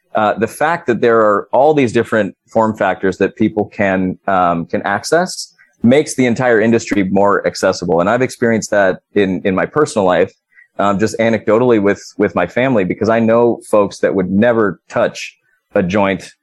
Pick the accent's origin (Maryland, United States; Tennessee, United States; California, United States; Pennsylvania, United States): California, United States; my home state of California